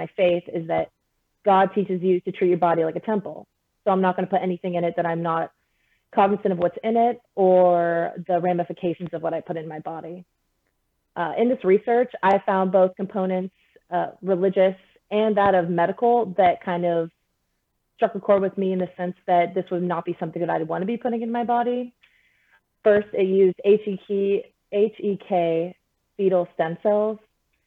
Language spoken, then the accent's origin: English; United States; the country that I was blessed to be in and the one I was able to be born